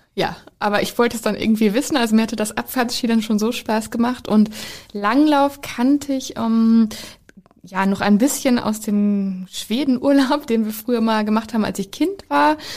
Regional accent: Ostwestfalen-Lippe, North Rhine-Westphalia, Germany; ich komme ja aus Ostwestfalen-Lippe

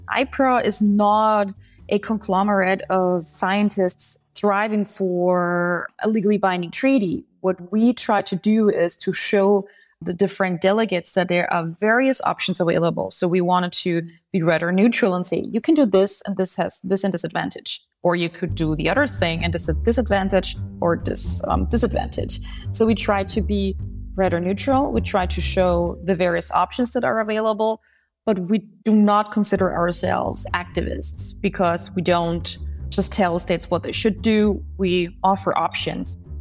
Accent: Austria; I'm coming from Austria

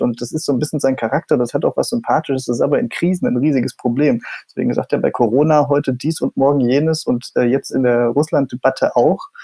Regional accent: East Germany, Germany; ich bin ja Ostdeutscher

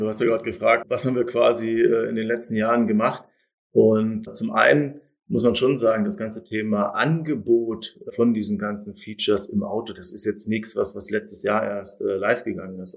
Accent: Germany; ich als Deutscher

